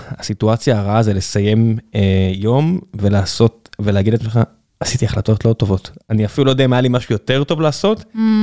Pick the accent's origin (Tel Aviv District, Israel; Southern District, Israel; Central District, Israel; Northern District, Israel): Southern District, Israel; Beersheba; אני, אני מכיר את זה מן הסתם כבאר שבעי